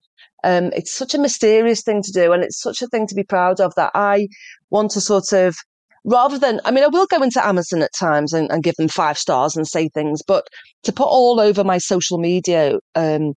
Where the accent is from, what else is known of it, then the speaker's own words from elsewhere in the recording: Liverpool, North West England, United Kingdom; I'm from Liverpool, the posh bit